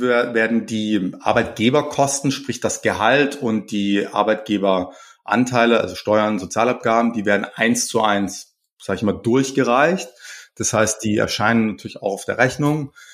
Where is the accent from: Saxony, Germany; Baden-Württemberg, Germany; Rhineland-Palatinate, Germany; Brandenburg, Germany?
Baden-Württemberg, Germany; Pforzheim; ich komme aus Pforzheim